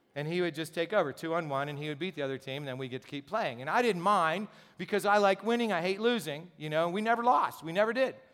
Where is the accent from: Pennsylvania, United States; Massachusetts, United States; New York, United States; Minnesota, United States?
Pennsylvania, United States; Gipsy; I grew up in Gypsy, Pennsylvania